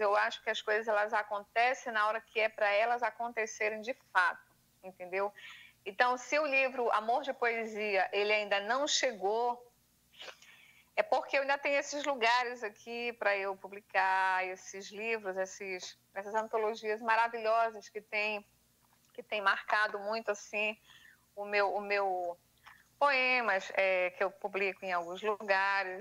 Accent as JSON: {"language": "Portuguese", "region": "Pará", "country": "Brazil", "said": "Como uma boa paraense"}